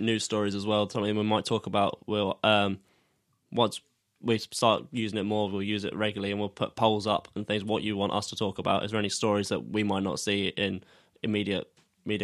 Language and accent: English; Sussex, South East England, United Kingdom; we're from Sussex, so I've played for Arundel